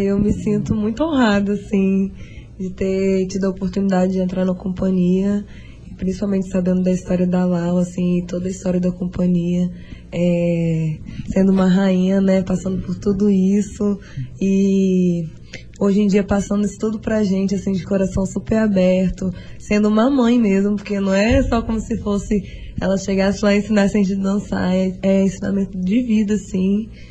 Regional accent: Bom Jesus do Itabapoana, Rio de Janeiro, Brazil; moved away; Eu não sou daqui, eu vim do interior do Rio de Bom Jesus

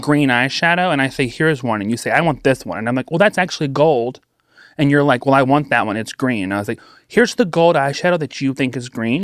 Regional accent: hometown on the Duck River, Tennessee, United States; moved away; My hometown took their stimulus checks

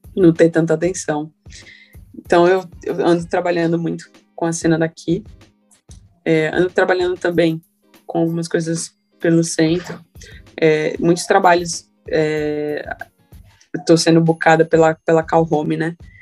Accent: Carapicuíba, São Paulo, Brazil; eu sou de Carapicuíba desde, a, desde que eu me entendo por gente

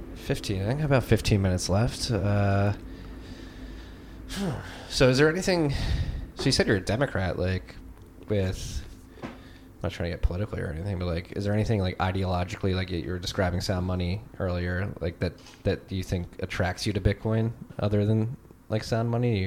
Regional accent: Philadelphia, Pennsylvania, United States; also born or lived in Chicago; growing up in Philly, probably one of the most liberal cities in the world

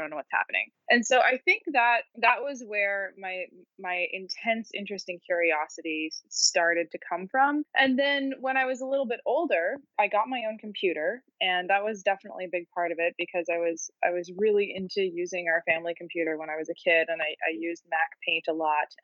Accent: Edmonton, Alberta, Canada; I'm from a place called Edmonton, which is a pretty isolated city in Canada. It's pretty far north. And I grew up there

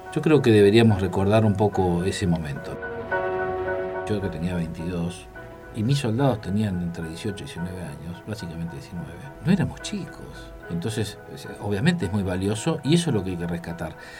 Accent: Argentina

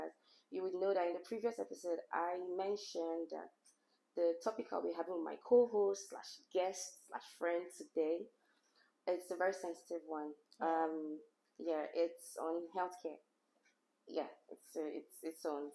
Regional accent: Nigeria; I'm a Nigerian

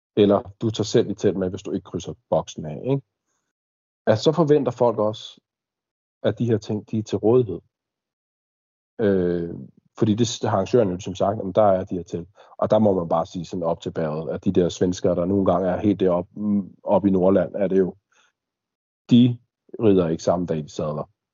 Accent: Denmark; både du og jeg som dansker

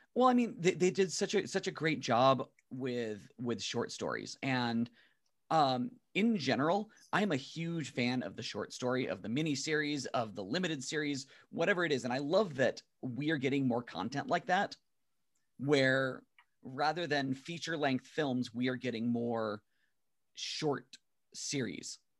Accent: San Diego, California, United States; I grew up in Imperial Beach, Chula Vista, South Bay, uh, in, in San Diego

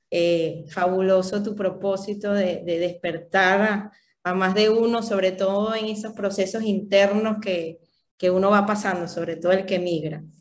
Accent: Valencia, Carabobo, Venezuela; also born or lived in Falcón / Caracas; yo nací en Falcón, mis padres migran también a Valencia y ahí tuve una vida, o sea, prácticamente pasé mi infancia y mi adultez entre Valencia y Caracas.

